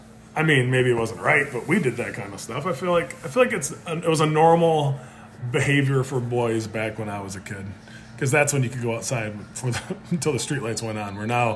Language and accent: English; Buffalo, New York, United States; I grew up in Buffalo, New York. Snowbelt of America, right?